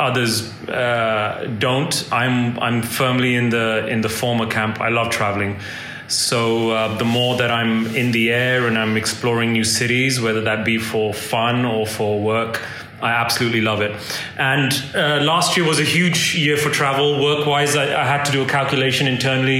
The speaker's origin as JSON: {"language": "English", "country": "India", "moved": "yes", "said": "India holds a special place for me in my heart. That's my home country"}